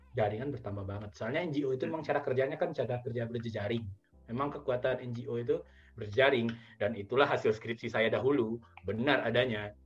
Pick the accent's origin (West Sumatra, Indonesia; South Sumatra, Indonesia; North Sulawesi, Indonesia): West Sumatra, Indonesia; Padang; also born or lived in Bukittinggi; saya kan dari Padang ya saya di Bukit Tinggi